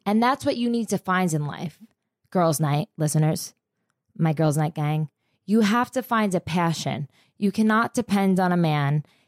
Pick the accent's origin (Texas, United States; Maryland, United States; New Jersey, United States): New Jersey, United States; I am from Jersey